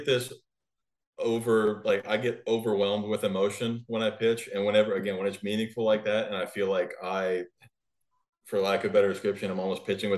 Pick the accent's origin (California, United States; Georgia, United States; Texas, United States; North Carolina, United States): Texas, United States; north of the Dallas Metroplex; So where I grew up about 30 minutes east of where we bought our house, but we're just north of the Dallas Metroplex